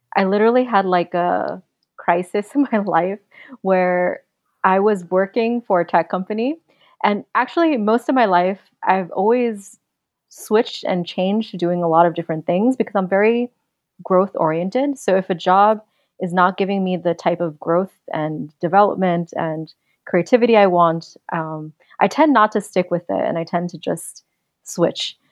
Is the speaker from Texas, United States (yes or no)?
no; New York City, New York, United States; moved away; I grew up in Queens